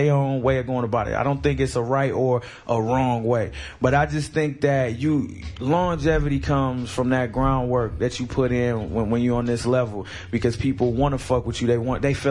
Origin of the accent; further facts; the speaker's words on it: Flint, Michigan, United States; I'm from Flint, Michigan